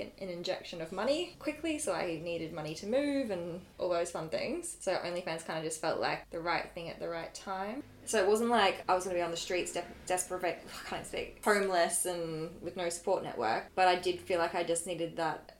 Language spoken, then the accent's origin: English; Australia; I'm from Australia